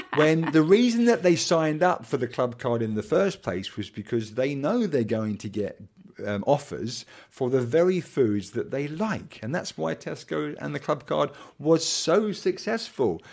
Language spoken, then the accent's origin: English; Kent, South East England, United Kingdom; I am the son of a pig farmer from Kent, not from Norfolk